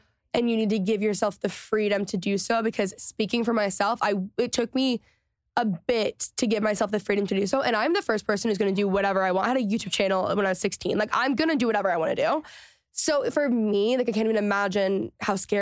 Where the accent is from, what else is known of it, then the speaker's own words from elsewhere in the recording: Texas, United States; moved away; also born or lived in Los Angeles; growing up in Texas